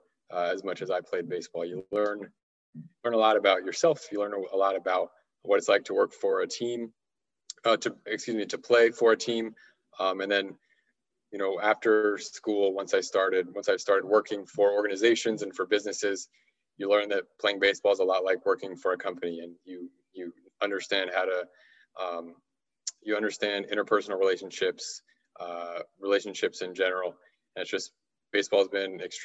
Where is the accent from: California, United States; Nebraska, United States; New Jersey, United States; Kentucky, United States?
California, United States; Southern; I'm from Southern California originally, so I grew up a huge diehard Dodgers fan